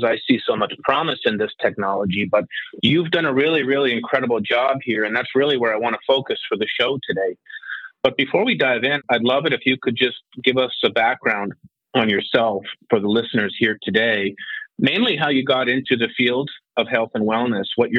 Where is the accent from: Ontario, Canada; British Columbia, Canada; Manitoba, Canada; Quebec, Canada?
Manitoba, Canada; Winnipeg; I was raised in small town Winnipeg